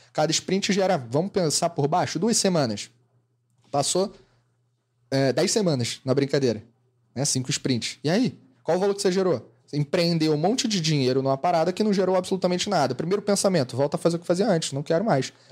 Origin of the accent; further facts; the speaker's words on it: Rio de Janeiro, Brazil; Eu sou carioca